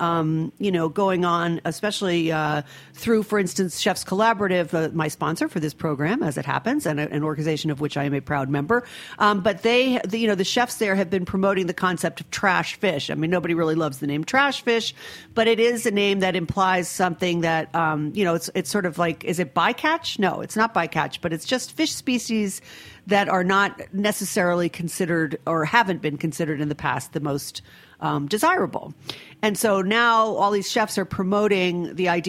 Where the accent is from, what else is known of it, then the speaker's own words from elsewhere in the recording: Rhode Island, United States; moved away; I'm from a coastal state. I'm from Rhode Island originally. I spend a lot of time up there